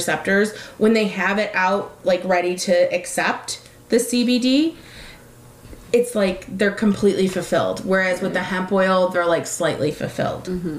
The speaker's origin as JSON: {"language": "English", "town": "Detroit", "region": "Michigan", "country": "United States", "said": "We're from Detroit."}